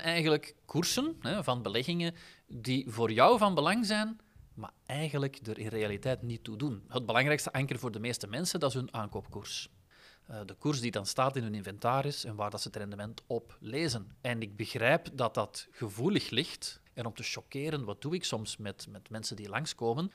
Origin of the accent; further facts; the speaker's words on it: Flanders, Belgium; We zijn eerder geneigd om daarin te investeren, als Vlaming